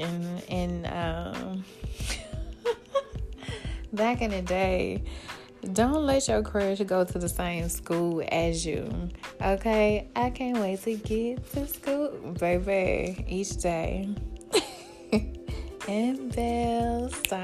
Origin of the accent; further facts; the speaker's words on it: Birmingham, Alabama, United States; I'm from Birmingham, so I remember 95.7 jams